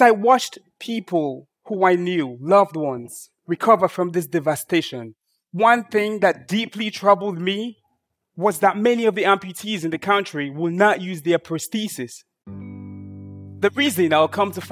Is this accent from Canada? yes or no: no; Sierra Leone; I was born and raised in Sierra Leone, a small and very beautiful country in West Africa